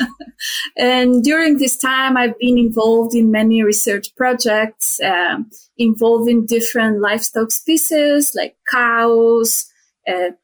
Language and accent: English; Tirana, Tirana County, Albania; moved away as an adult; also born or lived in Spain; now in Edmonton, Canada; I was born and raised in Albania, in Tirana